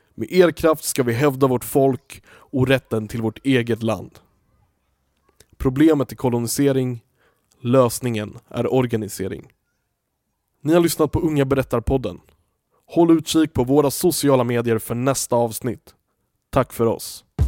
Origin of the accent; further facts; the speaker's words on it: Stockholm, Stockholm County, Sweden; vi är ju uppvuxna i Stockholm